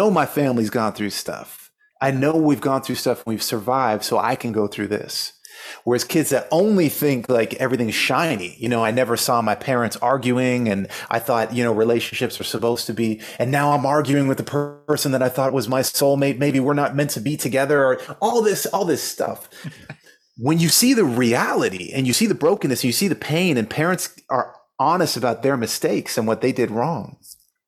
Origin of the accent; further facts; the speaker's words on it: Canada; now in Los Angeles, United States; I live in LA now. I grew up in Canada, of course, but I live in LA now